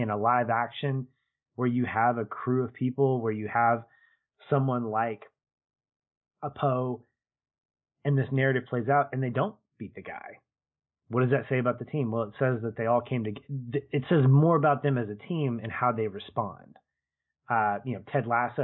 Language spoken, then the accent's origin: English; United States; as an American